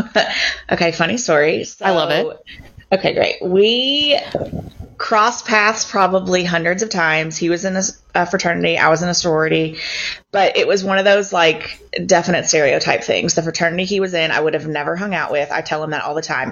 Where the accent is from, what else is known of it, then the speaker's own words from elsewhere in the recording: Louisville, Kentucky, United States; also born or lived in Bowling Green, Kentucky; now in Shelbyville, United States; I'm from Louisville. I grew up um, around St. Matthews